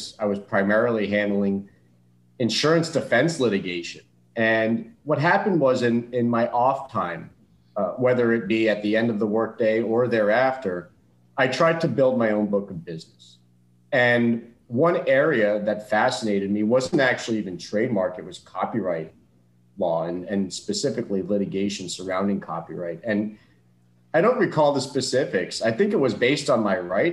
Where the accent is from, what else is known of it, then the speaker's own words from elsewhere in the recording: South Florida, United States; I was born and raised in South Florida